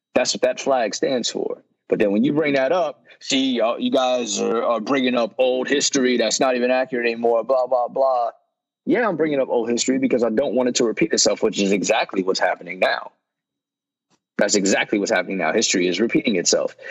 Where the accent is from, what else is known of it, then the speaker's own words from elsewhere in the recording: Yonkers, New York, United States; moved away; also born or lived in Mount Vernon, New York / North Carolina; where I grew up in Yonkers